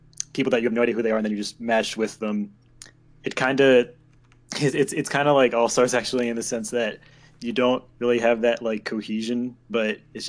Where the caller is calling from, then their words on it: Pennsylvania, United States; I'm calling from Pennsylvania.